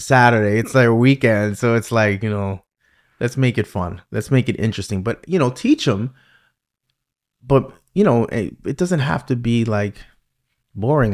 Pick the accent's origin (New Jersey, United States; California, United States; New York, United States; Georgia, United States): New York, United States; accent: New York; my New York accent